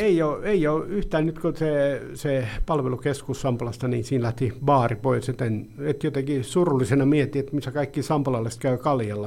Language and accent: Finnish; Pori, Satakunta, Finland; Sampola on lapsuuden ja nuoruuden maisema